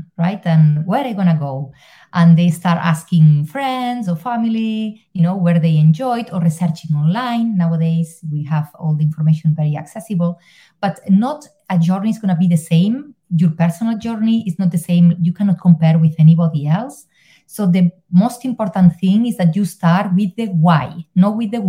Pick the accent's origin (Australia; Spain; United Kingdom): Spain; moved away as an adult; now in Ireland; I'm originally from Spain, but I live in Ireland because of a promotion